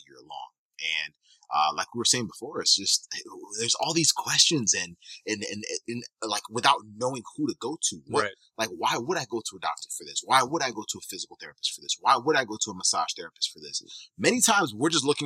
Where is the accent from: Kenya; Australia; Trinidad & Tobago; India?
Kenya; also born or lived in Michigan, United States; now in Tampa, United States; I'm actually originally from East Africa. I was born in Kenya, came to the U.S. in 2000, and from there I lived in Michigan for a number of years